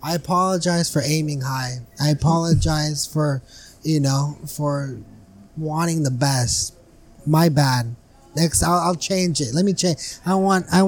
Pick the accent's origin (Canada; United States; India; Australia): United States; Brawley, California; I'm from the west side of Brawley, born and raised